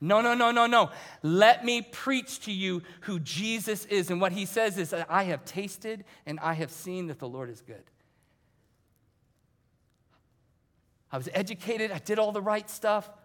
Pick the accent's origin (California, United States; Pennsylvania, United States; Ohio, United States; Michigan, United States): Ohio, United States; moved away; I was coming from Ohio because that's where I grew up.